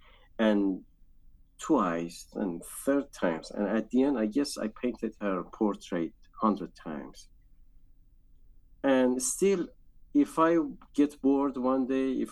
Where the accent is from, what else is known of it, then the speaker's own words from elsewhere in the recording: Isfahan, Iran; moved away as an adult; also born or lived in Shiraz / Tehran; now in New York, United States; I grew up in Iran, in Isfahan, as a Jewish